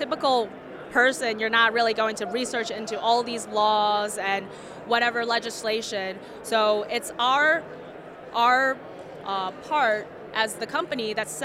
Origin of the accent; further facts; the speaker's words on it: San Diego, California, United States; I grew up in San Diego, and I've been surrounded by surfers and skateboarders my entire life